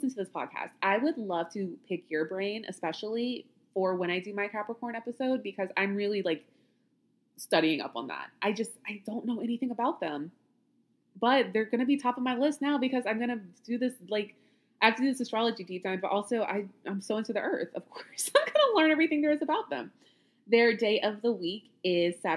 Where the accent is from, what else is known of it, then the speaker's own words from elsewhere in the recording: Louisiana, United States; I grew up in Louisiana